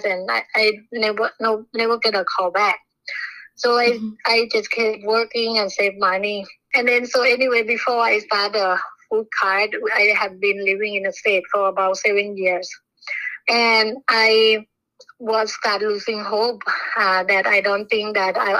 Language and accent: English; Bangkok, Thailand; English is a second language; moved away; I was born in Bangkok. My mom worked as a cook at a restaurant. My dad is alcoholic and can never keep any job